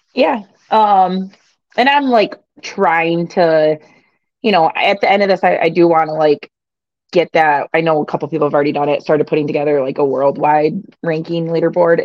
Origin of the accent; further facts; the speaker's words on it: Michigan, United States; I'm from Michigan